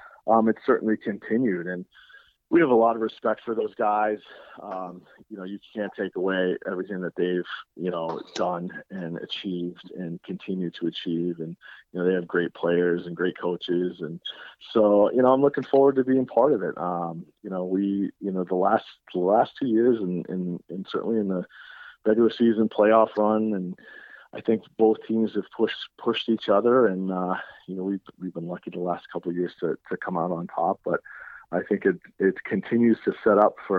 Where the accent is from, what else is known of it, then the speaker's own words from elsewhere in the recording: Nashua, New Hampshire, United States; my time growing up in Nashua, playing at Nashua High when it was one school